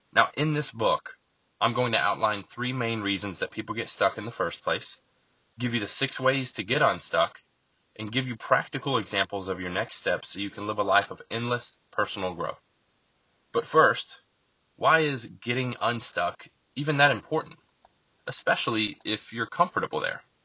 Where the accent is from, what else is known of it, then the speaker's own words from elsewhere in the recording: Lakeland, Florida, United States; also born or lived in Bartow, Florida; I was raised in Lakeland, Florida, which is just a bigger small city next to Bartow